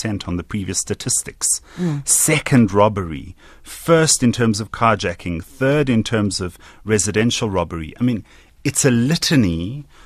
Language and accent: English; Johannesburg, Gauteng, South Africa; I have been privileged growing up in Johannesburg